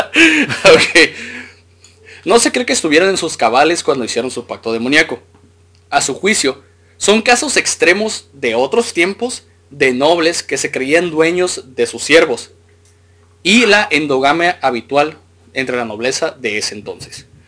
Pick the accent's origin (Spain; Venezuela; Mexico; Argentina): Mexico